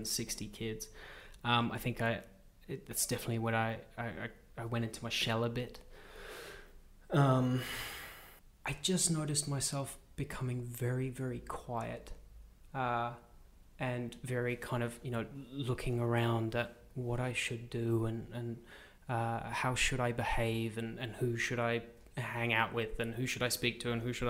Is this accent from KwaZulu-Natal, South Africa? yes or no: yes; Pietermaritzburg, KwaZulu-Natal, South Africa; now in Sydney, Australia; I grew up in South Africa in a little agricultural town called Pietermaritzburg or Umgungundlovu.